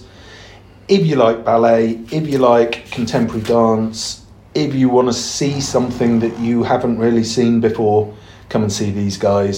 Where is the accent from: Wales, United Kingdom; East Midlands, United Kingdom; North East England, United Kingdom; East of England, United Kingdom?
East of England, United Kingdom; Berkhamsted; moved away; also born or lived in High Wycombe / Chesham; I was born in High Wycombe. I was taken home to Chesham and then we moved to Berkhamsted. So all of that before the age of 3. So technically I'm local